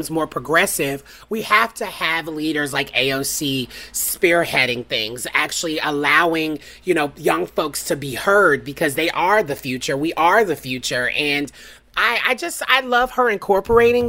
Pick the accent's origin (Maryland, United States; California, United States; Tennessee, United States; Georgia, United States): Tennessee, United States; Nashville; moved away; It's my hometown at Belmont University